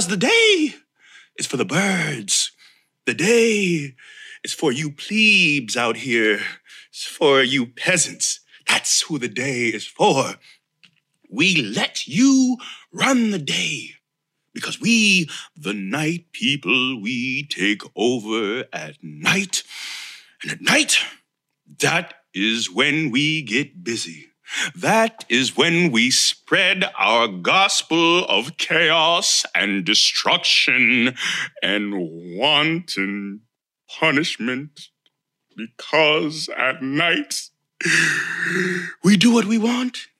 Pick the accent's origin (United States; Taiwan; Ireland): United States; Florida; I am from Florida, This is where I live. This is where I rest my head. I have since 1986, minus college